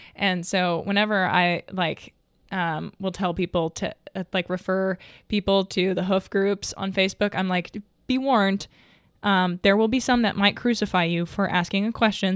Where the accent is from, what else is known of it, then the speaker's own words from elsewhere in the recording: Arkansas, United States; I'm from Arkansas